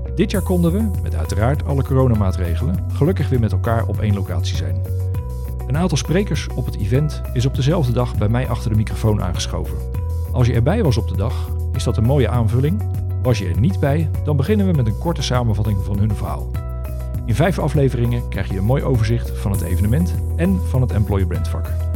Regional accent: Pijnacker, South Holland, Netherlands; onze pijnakkerse roots

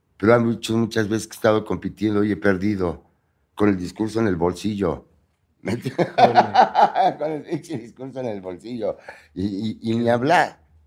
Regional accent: Puebla, Mexico; moved away; nací en Puebla

